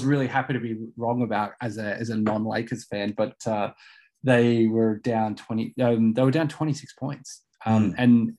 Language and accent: English; Australia; as an Australian